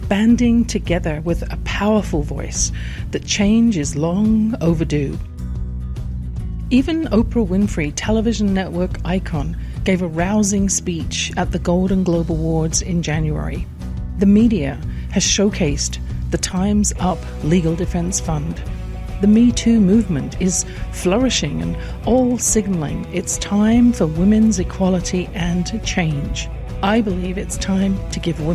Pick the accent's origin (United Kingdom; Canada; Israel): United Kingdom; England; born or raised there